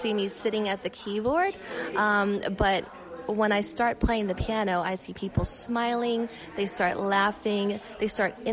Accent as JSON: {"language": "English", "town": "Las Vegas", "region": "Nevada", "country": "United States", "tie": "born or raised there", "said": "I was born in Vegas."}